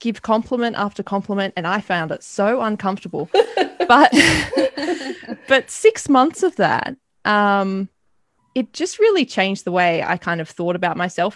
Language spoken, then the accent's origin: English; Australia; a young Australian woman